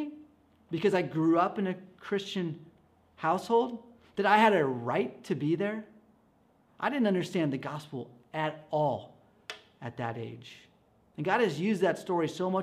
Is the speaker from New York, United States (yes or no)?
no; Escondido, California, United States; I grew up in church in Escondido